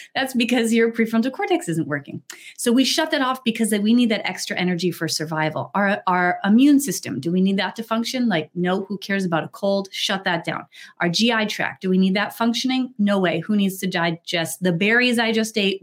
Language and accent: English; New Hampshire, United States; I grew up in New Hampshire.